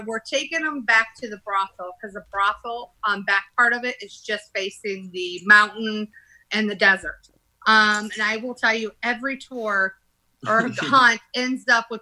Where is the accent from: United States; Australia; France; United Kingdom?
United States; Indiana; now in Arizona, United States; I'm from Indiana